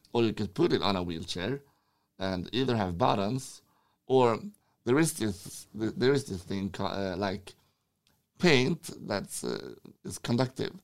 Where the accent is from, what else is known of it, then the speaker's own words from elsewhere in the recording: Sweden; I'm from Sweden.